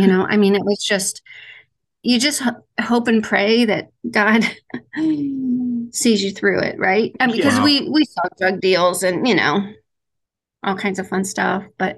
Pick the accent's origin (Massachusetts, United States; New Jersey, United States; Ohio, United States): Ohio, United States; I am from Ohio.